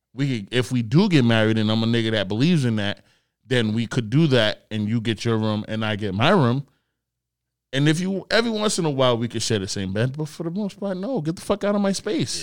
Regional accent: Nigeria; I'm Nigerian

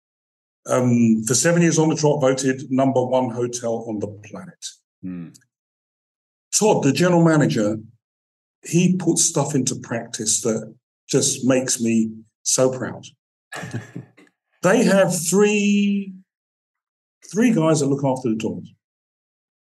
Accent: London, United Kingdom; moved away as an adult; also born or lived in New York, United States; I'm a Brit

